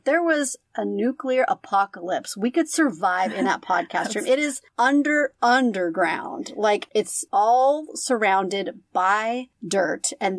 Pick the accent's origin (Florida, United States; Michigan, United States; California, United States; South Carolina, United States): California, United States; Oh, my home state.